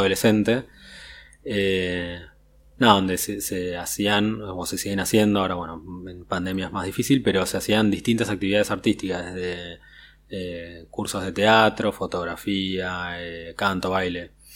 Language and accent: Spanish; Argentina; la, identidad argentina